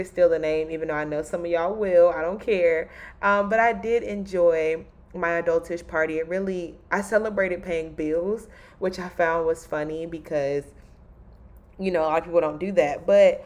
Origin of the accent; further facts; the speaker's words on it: Raleigh, North Carolina, United States; moved away; Raleigh is my hometown.